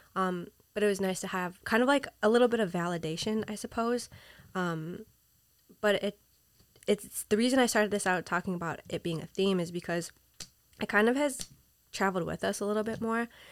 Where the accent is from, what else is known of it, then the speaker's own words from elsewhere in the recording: Minnesota, United States; moved away as an adult; also born or lived in Peru; now in New York City, United States; I was raised in Minnesota